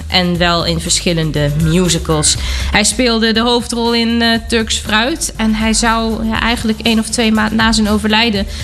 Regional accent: Germany; kom ik uit Duitsland

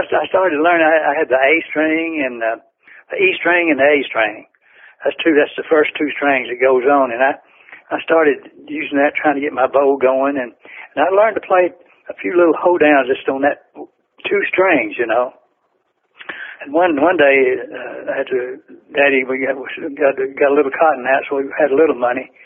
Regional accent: Florence, Alabama, United States; I grew up right outside Florence, Alabama, and right across the river to Muscle Shoals, Alabama.

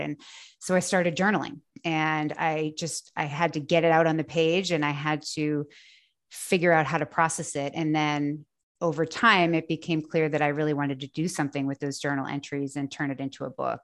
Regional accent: just south of the Boston area, Massachusetts, United States; moved away as an adult; now in North Carolina, United States; I grew up just south of the Boston area

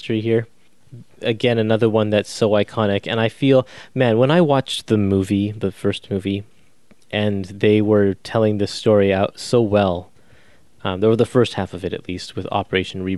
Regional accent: Canada; me as a Canadian, I don't learn about the American side of World War II in history class

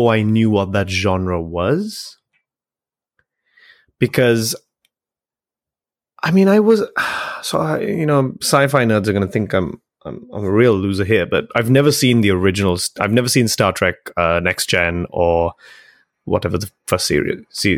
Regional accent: Sri Lanka; moved away; growing up in Sri Lanka

